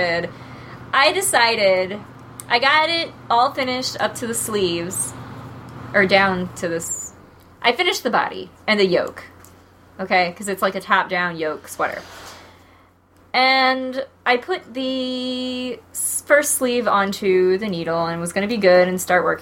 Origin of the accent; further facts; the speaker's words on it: St. Louis, Missouri, United States; I say y'all every once in a while. I'm from St. Louis